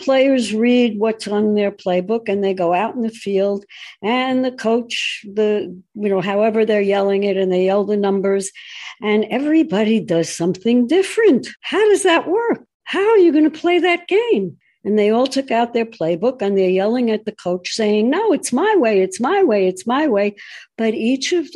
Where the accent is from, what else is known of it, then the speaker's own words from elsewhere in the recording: United States; I'm an American first, and then I'm a Jew. That's the way it works. It is my country